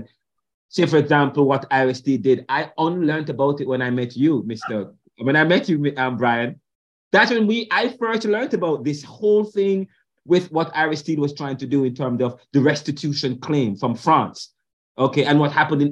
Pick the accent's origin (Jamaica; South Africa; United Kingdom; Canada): Jamaica; now in United States; when I grew up in Jamaica in the 2000s